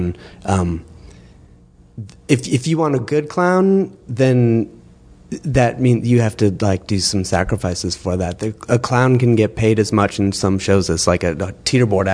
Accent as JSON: {"language": "English", "region": "Wisconsin", "country": "United States", "said": "We're actually both from Wisconsin in the United States"}